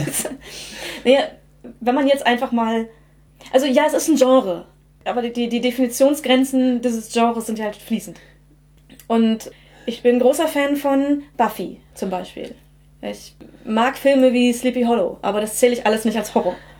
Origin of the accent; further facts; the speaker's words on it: Germany; ich in einer deutschen Kleinstadt aufgewachsen bin